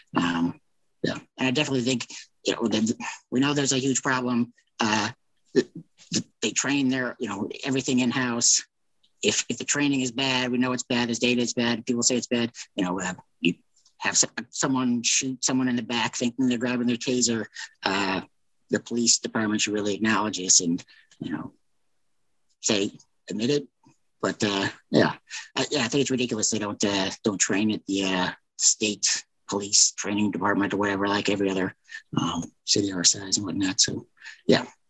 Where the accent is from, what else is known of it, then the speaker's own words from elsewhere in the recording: Lawrence, Kansas, United States; growing up in Lawrence